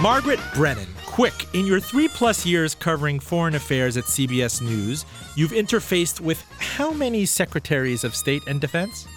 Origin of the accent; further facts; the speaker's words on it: Iran; moved away; I was born in Iran